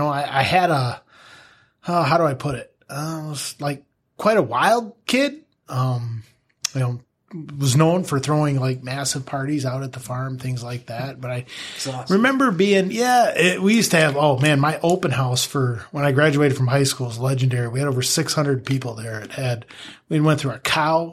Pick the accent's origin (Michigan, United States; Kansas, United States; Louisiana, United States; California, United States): Michigan, United States; Greenville; I grew up in Greenville, Michigan. Grew up on a small farm up there